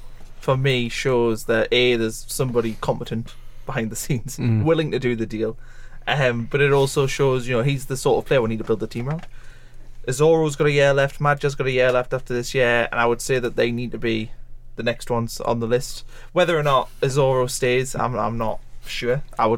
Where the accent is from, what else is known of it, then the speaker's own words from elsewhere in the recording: Wales, United Kingdom; As a Welshman, I just don't know if I appreciate your views.